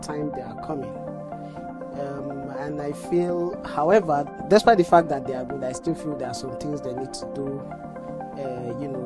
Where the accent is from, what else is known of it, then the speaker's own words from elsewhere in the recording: Kogi, Nigeria; from the Kingdom of Great Intellect, Kogi State